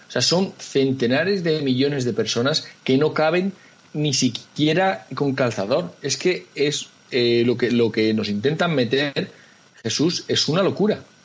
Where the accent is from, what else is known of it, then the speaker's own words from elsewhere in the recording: Spain; somos españoles